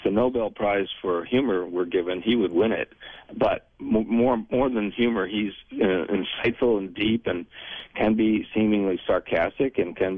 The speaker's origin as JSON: {"language": "English", "country": "United States", "tie": "born or raised there", "said": "I grew up around New York and New Jersey."}